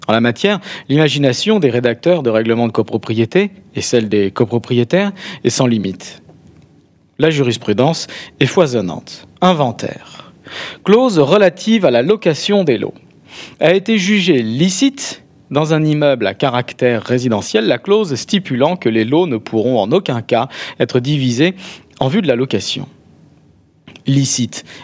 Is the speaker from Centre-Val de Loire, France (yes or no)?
no; Béziers, Occitania, France; vous êtes de Limoges, moi je suis de Béziers, hein, vous en parlez.